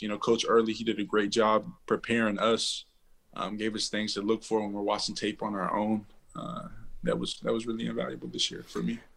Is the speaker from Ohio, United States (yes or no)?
no; Waco, Texas, United States; also born or lived in Fort Hood / Houston; I was born in Texas, raised in Texas, um, Central Texas, Waco